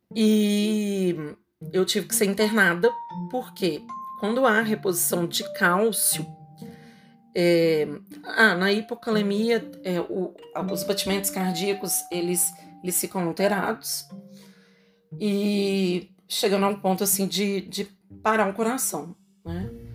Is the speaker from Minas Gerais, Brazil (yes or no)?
yes; Belo Horizonte, Minas Gerais, Brazil; Eu sou de Belo Horizonte, Minas Gerais